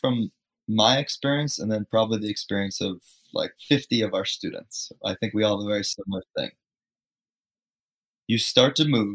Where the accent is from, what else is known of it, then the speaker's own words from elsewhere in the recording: Fairfield County, Connecticut, United States; I grew up in Fairfield County, Connecticut, which is like this suburbia, New York, rich place, right?